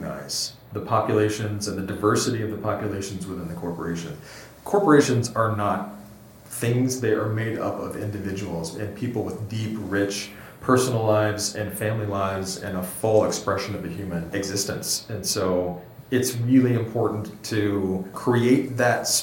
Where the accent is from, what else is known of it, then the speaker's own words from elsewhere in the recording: Texas, United States; moved away; I grew up in Texas